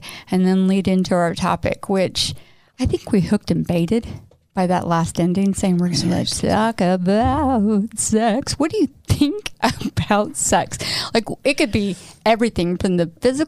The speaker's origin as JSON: {"language": "English", "region": "Midwest", "country": "United States", "tie": "born or raised there", "moved": "as an adult", "said": "I grew up in the Midwest too"}